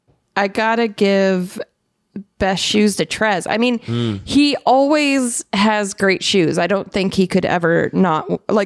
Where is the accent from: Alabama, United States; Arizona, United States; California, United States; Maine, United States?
Arizona, United States; now in Los Angeles, United States; I'm from Arizona.